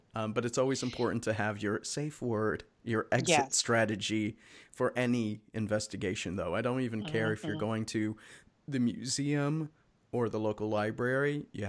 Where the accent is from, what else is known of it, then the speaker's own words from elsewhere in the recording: Chicago, Illinois, United States; moved away as an adult; also born or lived in Los Angeles; now in Pacific Northwest, United States; I'm from Chicago originally, guys. So it hasn't happened out here in the Pacific Northwest, nor when I lived in LA.